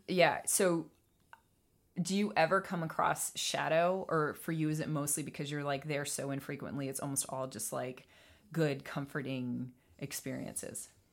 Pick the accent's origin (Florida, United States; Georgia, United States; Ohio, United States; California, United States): Georgia, United States; Atlanta; moved away; I was born in Atlanta. I was raised in Atlanta.